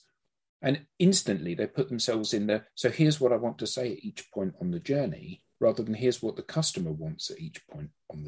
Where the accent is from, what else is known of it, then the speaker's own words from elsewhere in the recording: United Kingdom; I haven't got an accent really, have I? Because I'm British.